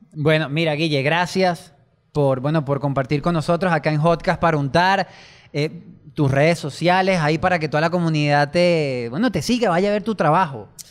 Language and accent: Spanish; Venezuela; esto es Venezuela y somos los venezolanos.